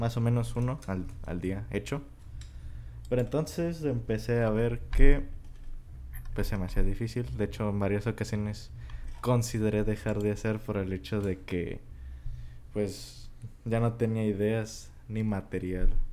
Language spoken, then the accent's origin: Spanish; Mexico; somos de México.